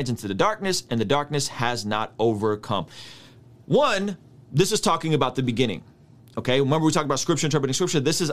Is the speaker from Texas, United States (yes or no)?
no; San Diego, California, United States; first language Russian; English is a second language; my first language is Russian. I grew up speaking Russian up until 6 when me and my family came to America. We're Armenian. We came out as refugees in 1991, and I go to San Diego